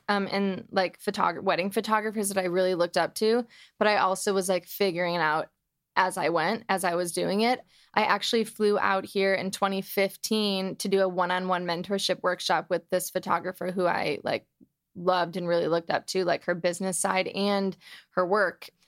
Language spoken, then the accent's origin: English; Detroit, Michigan, United States; moved away as an adult; now in Los Angeles, United States; I am from Detroit, Michigan